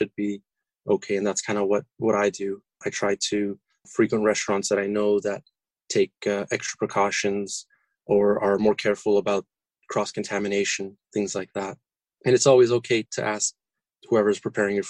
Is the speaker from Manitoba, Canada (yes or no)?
no; Toronto, Ontario, Canada; now in Orlando, United States; I was born and raised in Toronto